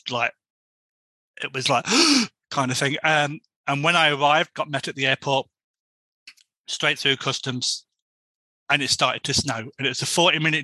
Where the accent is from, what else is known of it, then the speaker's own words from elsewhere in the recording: Boston, East Midlands, United Kingdom; moved away as an adult; now in Ottawa, Canada; My hometown in the UK is Boston